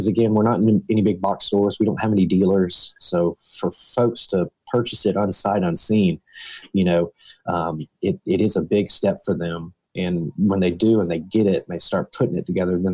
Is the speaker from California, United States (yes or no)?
no; Harlem, Georgia, United States; also born or lived in Statesboro, Georgia; I was born and raised in Harlem